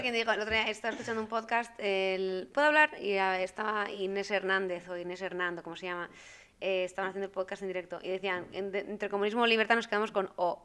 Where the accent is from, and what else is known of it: Spain; moved away as an adult; now in Brussels, Belgium